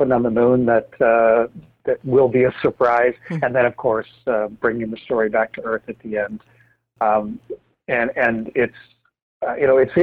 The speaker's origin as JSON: {"language": "English", "country": "Canada", "said": "having served as a NASA astronaut for 21 years as a Canadian"}